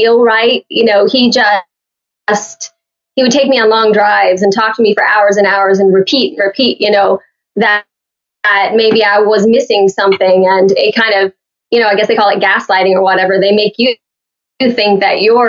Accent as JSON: {"language": "English", "town": "Oakwood", "region": "Illinois", "country": "United States", "tie": "born or raised there", "also_born_or_lived": "Fort Myers, Florida / Miami", "moved": "yes", "said": "I was born in the hospital in Danville, but the town we lived in was Oakwood, which was only 500 people."}